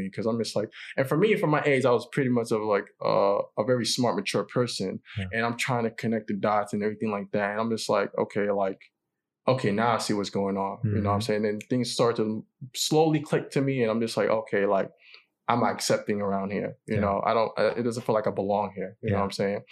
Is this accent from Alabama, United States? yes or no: no; New York City, New York, United States; also born or lived in Queens / Far Rockaway; I was born in Queens, but even though I was mostly raised in the South Bronx